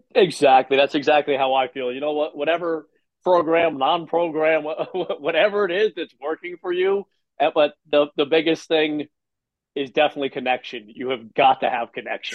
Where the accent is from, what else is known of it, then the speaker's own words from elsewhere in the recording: New Jersey, United States; I'm from Jersey